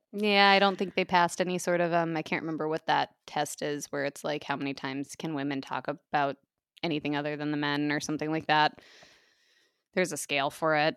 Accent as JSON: {"language": "English", "country": "United States", "tie": "born or raised there", "also_born_or_lived": "Minnesota", "moved": "yes", "said": "I grew up in the Iowa, South Dakota, Nebraska, tri-state area"}